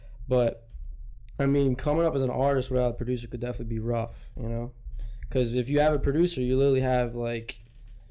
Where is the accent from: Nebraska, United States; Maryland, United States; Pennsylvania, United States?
Pennsylvania, United States; Ridley; moved away as an adult; now in Philadelphia, United States; I grew up in Ridley, Delaware County.